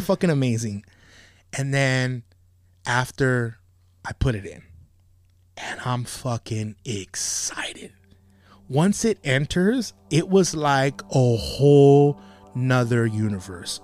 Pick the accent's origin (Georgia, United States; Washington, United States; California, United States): California, United States; Monterey Park; I grew up in Monterrey, but I went to Rosemead High School